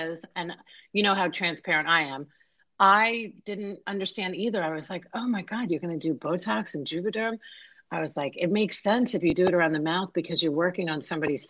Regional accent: New York, United States; now in Tampa Bay, United States; New York, my hometown

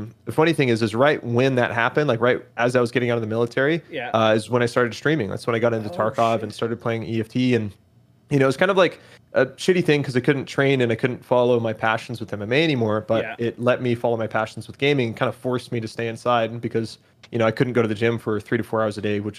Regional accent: Eugene, Oregon, United States; So I grew up in Oregon, born and raised in a town called Eugene. It's the home of University of Oregon, Oregon Ducks, for anybody who likes college ball.

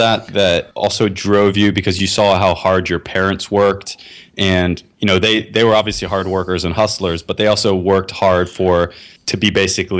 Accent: Florida, United States; I'm from Florida

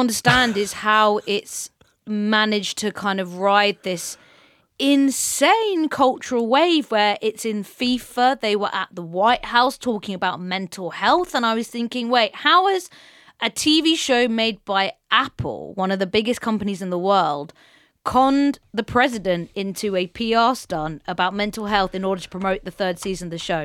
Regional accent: England, United Kingdom; we as English, uh, football nerds

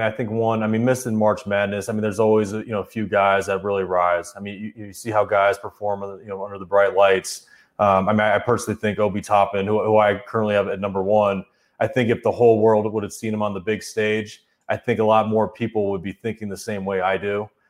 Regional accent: Arizona, United States; you know, I grew up in Arizona, and I idolized Lute Olson and his program

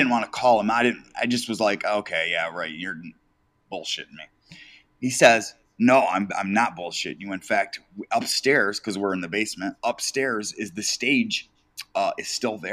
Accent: Detroit, Michigan, United States; I am from Detroit, Michigan

